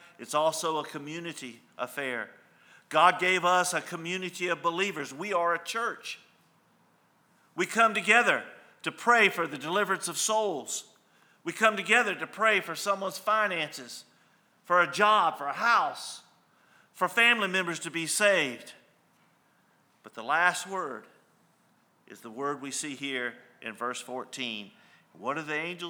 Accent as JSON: {"language": "English", "town": "El Paso", "region": "Texas", "country": "United States", "tie": "born or raised there", "said": "my hometown of El Paso, Texas"}